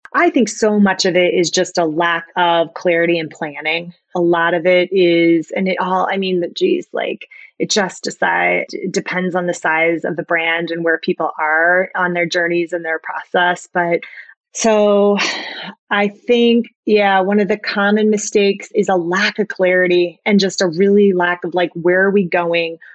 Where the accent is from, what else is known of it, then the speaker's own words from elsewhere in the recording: Iowa, United States; I always wanted to go to the University of Iowa. I was from Iowa and that's really the only place I looked